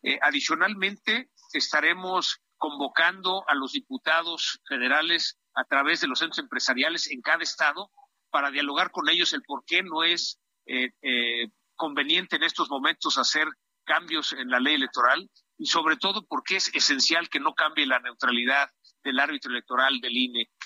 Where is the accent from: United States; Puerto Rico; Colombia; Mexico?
Mexico; como ciudadanos, como mexicanos